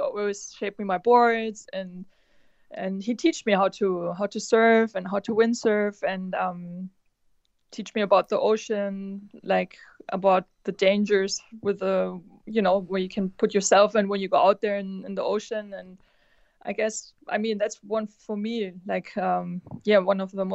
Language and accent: English; Canary Islands, Spain; also born or lived in Sylt, Germany / Maui, United States; growing up in the Canaries, I'm in the water every day